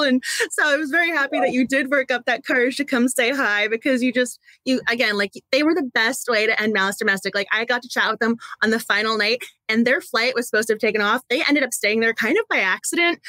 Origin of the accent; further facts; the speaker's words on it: Massachusetts, United States; also born or lived in Waltham; I'm from Massachusetts and I'm in Massachusetts right now